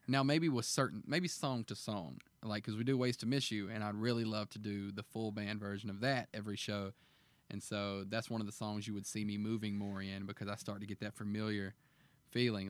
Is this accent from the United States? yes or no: yes; Alabama, United States; moved away; also born or lived in Montgomery; my home state in Alabama